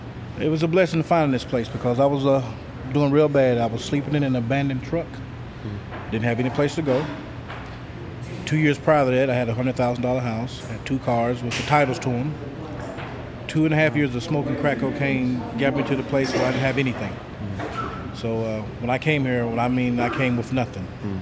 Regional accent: Huntsville, Alabama, United States; I'm from Huntsville, Alabama.

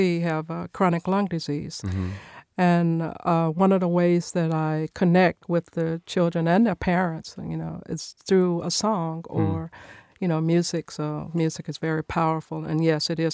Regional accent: Nashville, Tennessee, United States; I was born and raised here in Nashville in a music family.

